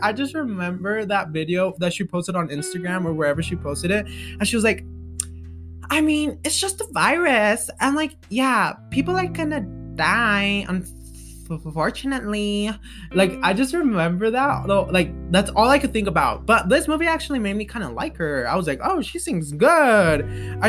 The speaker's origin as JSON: {"language": "English", "region": "Colorado", "country": "United States", "tie": "born or raised there", "said": "I don't need to leave Colorado, my hometown"}